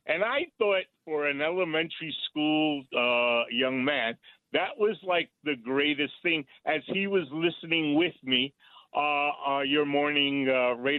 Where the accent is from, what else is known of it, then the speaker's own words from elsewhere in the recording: New York City, New York, United States; I was raised on 156th Street and Westchester Avenue back in the days